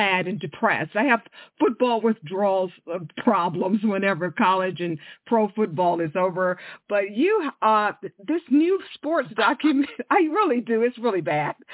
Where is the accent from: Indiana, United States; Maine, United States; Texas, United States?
Texas, United States; Houston; moved away; I grew up in Houston.